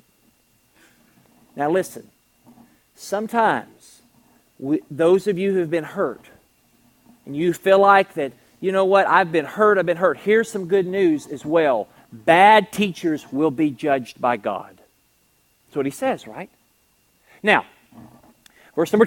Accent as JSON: {"language": "English", "region": "Kentucky", "country": "United States", "said": "I'm from Kentucky. It's the thoroughbred state."}